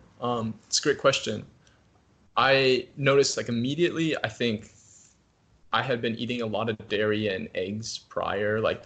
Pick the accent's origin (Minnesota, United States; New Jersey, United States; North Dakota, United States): Minnesota, United States; also born or lived in New Zealand; Cargill in my home state of Minnesota here, which is one of the largest private industries in the entire world